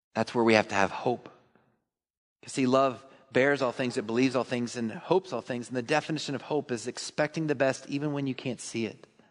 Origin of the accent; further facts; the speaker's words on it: Texas, United States; I'm a Texan